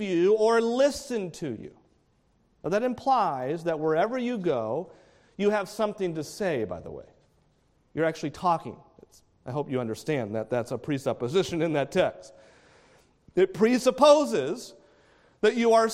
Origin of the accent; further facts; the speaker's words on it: New England, United States; now in Palm Bay, United States; grew up in New England.